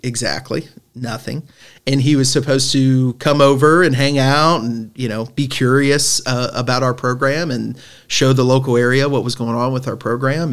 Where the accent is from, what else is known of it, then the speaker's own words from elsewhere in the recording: Northern Kentucky, United States; I'm obviously from Northern Kentucky